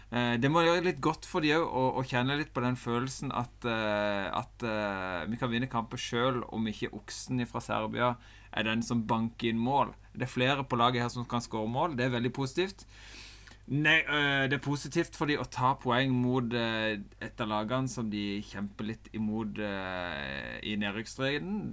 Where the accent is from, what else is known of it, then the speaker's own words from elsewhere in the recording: Norway; En sitter jo der som nordmann